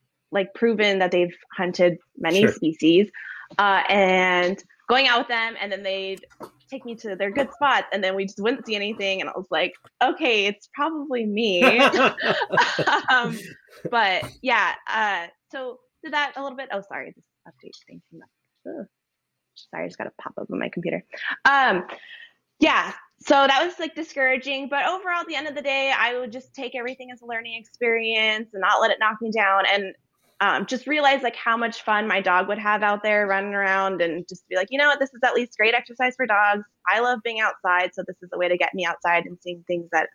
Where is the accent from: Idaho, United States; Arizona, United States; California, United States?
California, United States; Los Angeles; moved away as an adult; now in Alaska, United States; I grew up in like Los Angeles area in Southern California